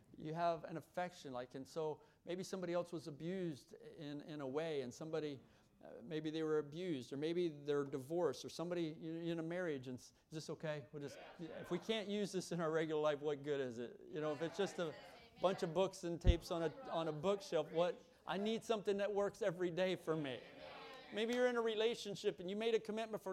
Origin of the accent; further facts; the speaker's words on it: Kentucky, United States; I come from Kentucky